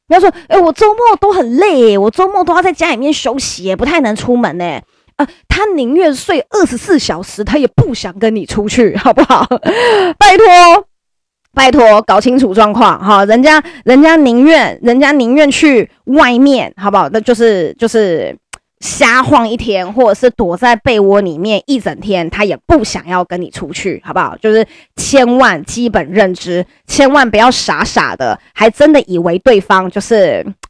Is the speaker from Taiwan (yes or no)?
yes; Taiwan; first language Chinese; 我们都是台湾人，就是中文就是我们的母语，那我们也没有人是留学生，或者我们没有人是从小就住在国外的